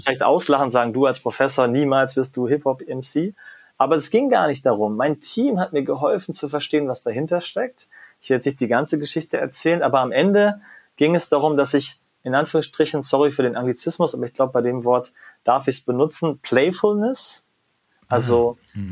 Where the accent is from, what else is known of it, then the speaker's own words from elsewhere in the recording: Germany; da bin ich als Deutscher ja manchmal auch in meiner eigenen Haut gefangen